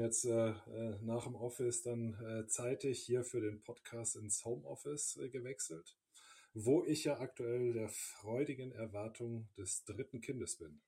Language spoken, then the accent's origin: German; Bonn, North Rhine-Westphalia, Germany; moved away as an adult; also born or lived in Cologne; now in Munich, Germany; ich bin aber in Bonn geboren